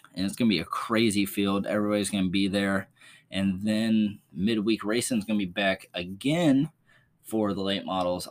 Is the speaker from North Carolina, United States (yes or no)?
yes; Outer Banks, North Carolina, United States; moved away; where I grew up in the Outer Banks area